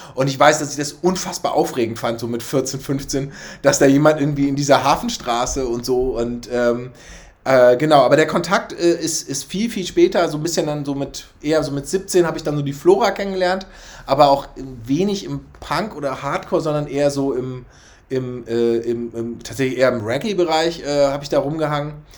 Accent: Hamburg, Germany; also born or lived in Schleswig-Holstein; ich bin in Altona groß geworden

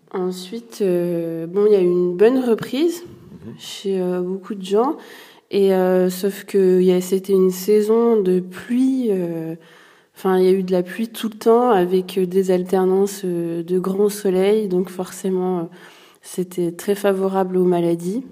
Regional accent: Ardèche, Auvergne-Rhône-Alpes, France; je suis originaire de l'Ardèche

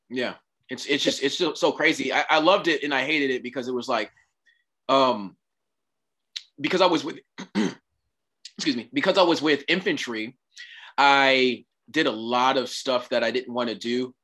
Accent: Oceanside, California, United States; I grew up in Oceanside, California.

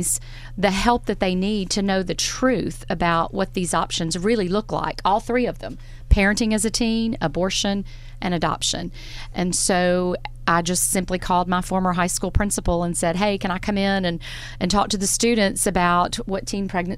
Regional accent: Florence, Alabama, United States; moved away as an adult; also born or lived in Nashville, Tennessee; now in Hartselle, United States; I'm from Florence, yes, so, native.

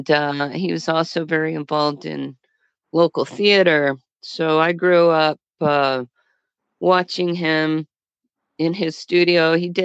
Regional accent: Fort Worth, Texas, United States; I was born in Fort Worth, Texas

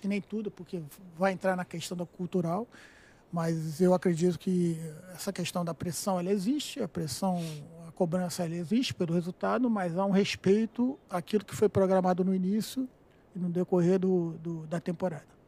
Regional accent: Rio de Janeiro, Brazil; eu sou nascido e criado em Vila Isabel, né? vizinho é, do Maracanã

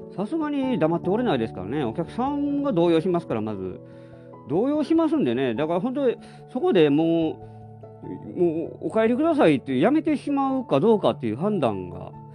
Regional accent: Nara, Japan; moved away; 実家帰ったからって別になんか逆に落ち着かないところがありますけど、奈良は寒いんですやっぱり

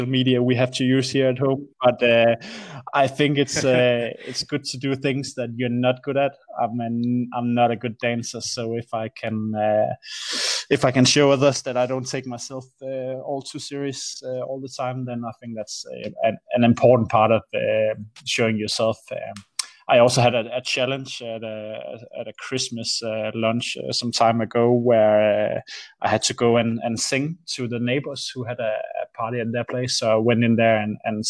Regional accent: Aarhus, Central Denmark Region, Denmark; AGF is the local football club here in Aarhus, where I'm from

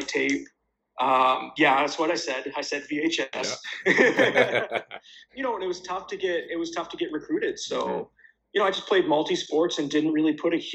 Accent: Winnipeg, Manitoba, Canada; Born and raised in Winnipeg.

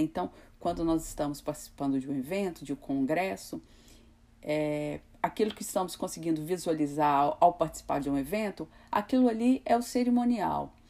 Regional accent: Brazil; é um pouco da nossa cultura, né, enquanto brasileiros

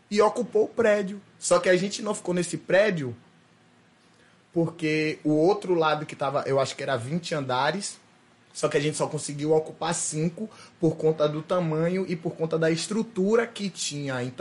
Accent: Aracaju, Sergipe, Brazil; Então eu fui criado em Aracaju com minha mãe saindo na capa do jornal do MST

